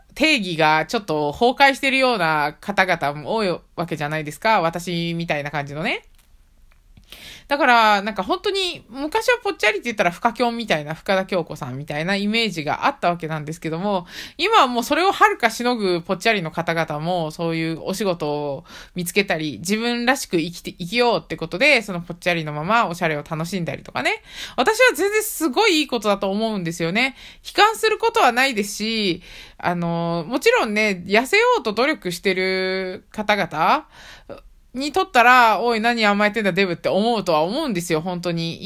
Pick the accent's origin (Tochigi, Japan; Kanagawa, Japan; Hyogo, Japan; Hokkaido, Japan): Tochigi, Japan; 地元栃木なんですけれども